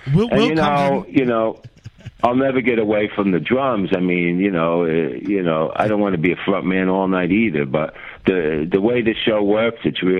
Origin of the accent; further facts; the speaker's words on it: Passaic, New Jersey, United States; also born or lived in Clifton, New Jersey / Wayne, New Jersey; Passaic, New Jersey is where I'm really from, and then I went to Clifton.